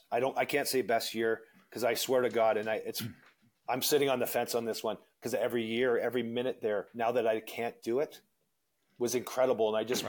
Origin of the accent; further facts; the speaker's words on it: Toronto, Ontario, Canada; also born or lived in Phoenix / Vancouver / Denver / Anaheim; Going home to my hometown, Toronto